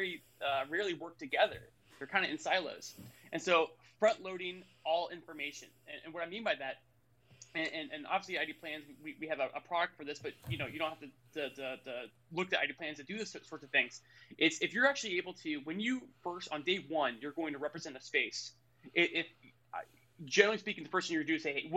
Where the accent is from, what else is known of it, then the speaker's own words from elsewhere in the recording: Florida, United States; I'm from Florida